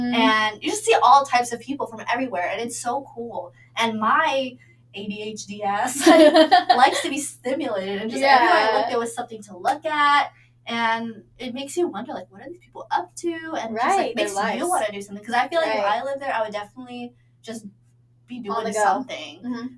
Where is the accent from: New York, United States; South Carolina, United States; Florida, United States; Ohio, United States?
New York, United States; moved away; I'm from Flushing, Queens, New York.